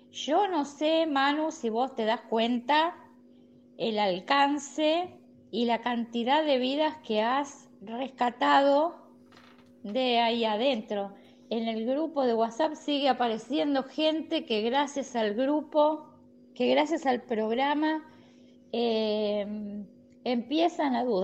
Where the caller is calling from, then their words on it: La Plata, Buenos Aires Province, Argentina; de La Plata, Argentina.